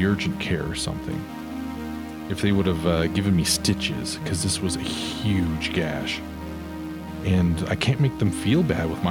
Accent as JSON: {"language": "English", "region": "Nevada", "country": "United States", "tie": "born or raised there", "also_born_or_lived": "Bay Area, California", "said": "we moved away from the Bay Area to Nevada when I was 6."}